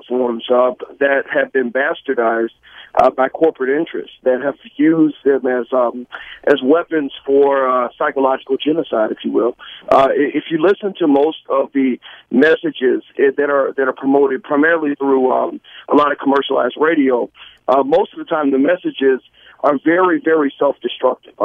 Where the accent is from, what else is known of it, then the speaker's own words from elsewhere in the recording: New York City, New York, United States; I'm from East New York